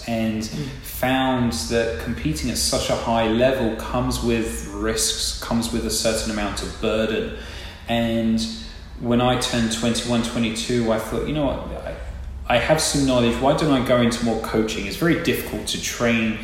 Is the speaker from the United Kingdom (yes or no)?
yes; England, United Kingdom; now in Tampa, United States; So I actually grew up in England, probably tell from my accent